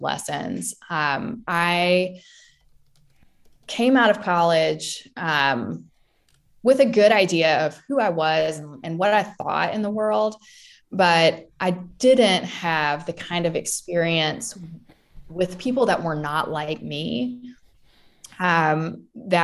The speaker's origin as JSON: {"language": "English", "country": "United States", "also_born_or_lived": "London, England", "said": "an American"}